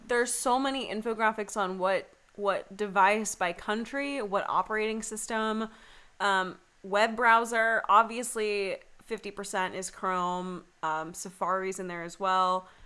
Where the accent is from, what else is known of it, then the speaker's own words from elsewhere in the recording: the South, United States; I'm originally from the South